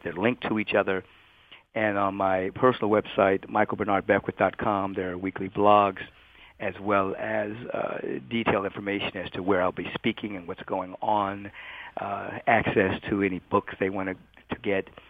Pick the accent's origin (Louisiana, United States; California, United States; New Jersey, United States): California, United States; Los Angeles; moved away; also born or lived in Bethesda, Maryland / Washington, D.C.; basically grew up in L.A., went to L.A. high school